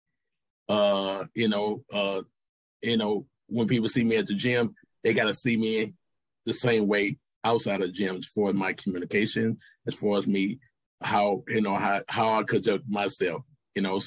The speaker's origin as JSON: {"language": "English", "town": "St. Louis", "region": "Missouri", "country": "United States", "tie": "born or raised there", "said": "I grew up in St. Louis"}